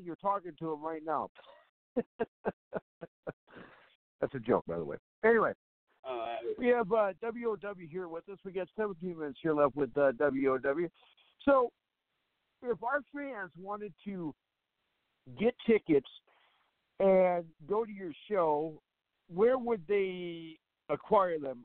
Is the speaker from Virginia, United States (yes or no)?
no; Fargo, North Dakota, United States; I'm from Fargo, North Dakota